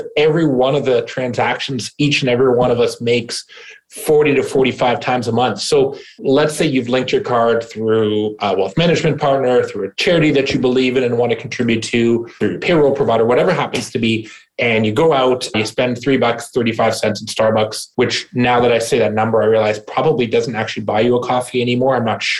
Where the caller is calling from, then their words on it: Ontario, Canada; Right now, I'm in snowy Ontario, Canada, about an hour outside of Toronto.